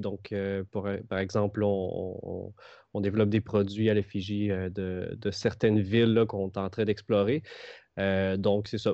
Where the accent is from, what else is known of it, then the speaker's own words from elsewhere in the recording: Trois-Rivières, Quebec, Canada; moved away as an adult; now in Montreal, Canada; Je viens de Trois-Rivières